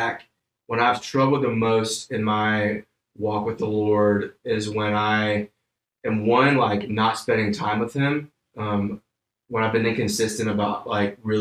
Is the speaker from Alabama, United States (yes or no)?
yes; Homewood, Alabama, United States; moved away as an adult; now in Thomasville, United States; I grew up in Birmingham, Alabama, born and raised in a little town called Homewood